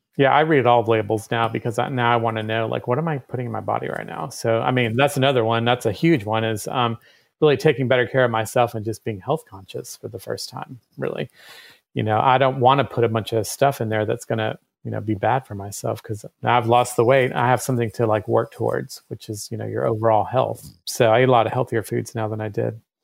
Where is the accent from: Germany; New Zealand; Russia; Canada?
Germany; now in Athens, United States; I was born in Germany